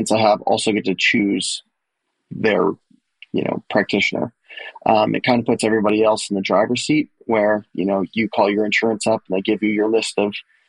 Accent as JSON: {"language": "English", "town": "New York City", "region": "New York", "country": "United States", "also_born_or_lived": "Delaware", "moved": "as an adult", "lives_now": "Nashville, United States", "said": "I'm originally from the New York City area"}